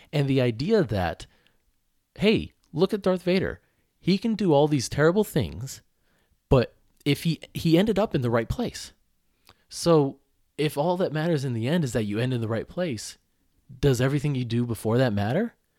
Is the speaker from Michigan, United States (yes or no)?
yes; Oakland County, Michigan, United States; I grew up in Michigan, Oakland County